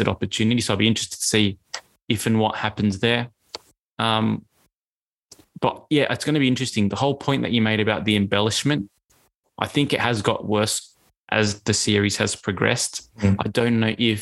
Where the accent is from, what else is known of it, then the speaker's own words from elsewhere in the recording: Australia; as an Australian